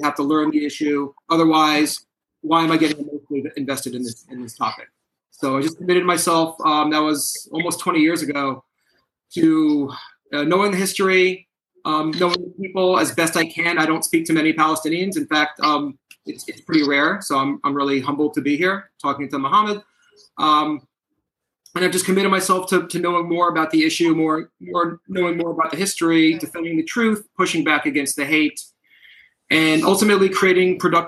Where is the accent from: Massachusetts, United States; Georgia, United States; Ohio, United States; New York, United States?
New York, United States; New York City; I grew up in New York City. I'm Jewish. Not Israeli. Grew up the grandson of four Holocaust survivors.